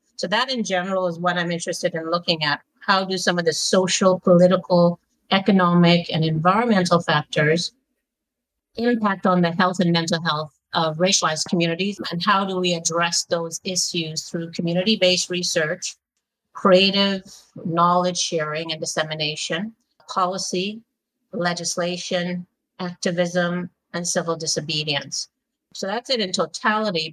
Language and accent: English; Montreal, Quebec, Canada; also born or lived in London, United Kingdom; now in Toronto, Canada; I was born in Montreal